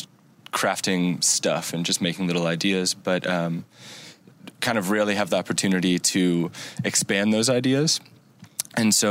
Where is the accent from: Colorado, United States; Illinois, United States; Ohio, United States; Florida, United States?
Ohio, United States; Cincinnati; also born or lived in Virginia; Technically, I was born in Virginia, but I'm originally from Cincinnati